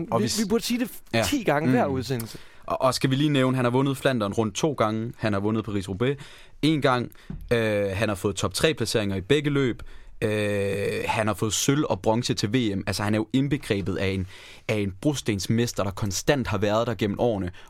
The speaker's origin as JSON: {"language": "Danish", "country": "Denmark", "said": "Men vi er jo danskere, ikke?"}